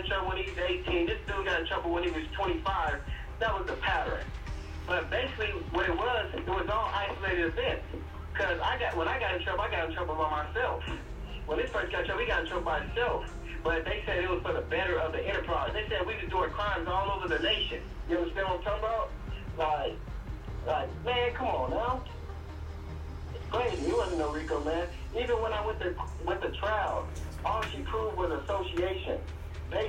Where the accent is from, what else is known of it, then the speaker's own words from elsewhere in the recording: Chicago, Illinois, United States; I'm from Chicago.